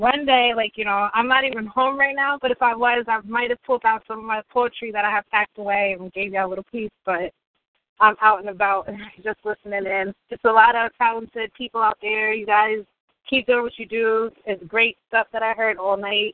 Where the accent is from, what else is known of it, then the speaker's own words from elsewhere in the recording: Westchester, New York, United States; I'm from Westchester, New York.